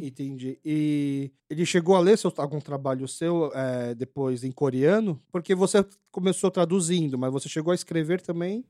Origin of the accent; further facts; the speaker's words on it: Brazil; accent: Kyopo; vim do Brasil